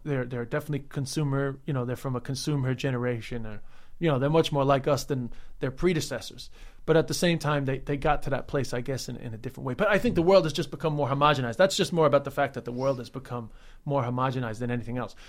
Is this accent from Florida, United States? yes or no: no; New York City, New York, United States; people like me that grew up there, uh, and haven't left